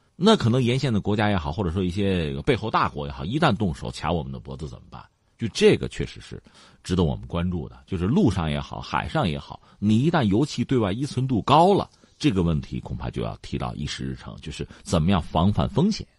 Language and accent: Chinese; China; 我们中国人